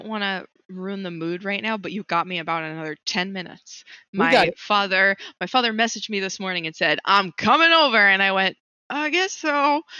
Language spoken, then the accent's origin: English; Long Island, New York, United States; Amityville is on Long Island. So, like, I grew up there.